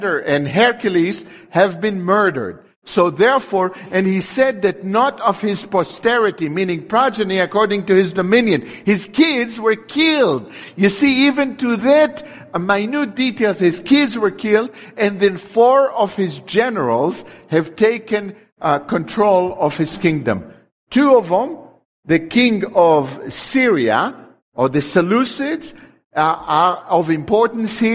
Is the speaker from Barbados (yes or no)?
no; Netanya, Central District, Israel; my hometown, Netanya